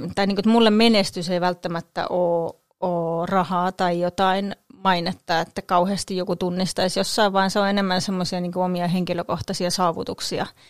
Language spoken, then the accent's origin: Finnish; Kangasala, Pirkanmaa, Finland; also born or lived in Kokkola; now in Tampere, Finland; asuin siis lapsuuteni Kangasalla